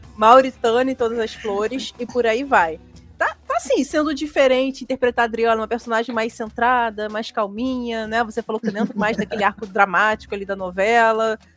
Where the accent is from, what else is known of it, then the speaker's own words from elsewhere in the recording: Rio de Janeiro, Brazil; eu sou de Olaria, né? Quando era criança, eu também morava em Olaria, subúrbio aqui do Rio.